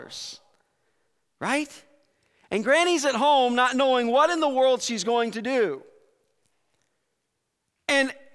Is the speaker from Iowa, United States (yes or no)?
yes; Iowa, United States; growing up in Iowa